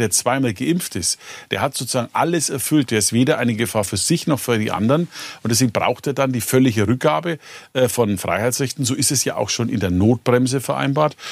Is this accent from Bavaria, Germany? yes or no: yes; Bavaria, Germany; Bei uns in Bayern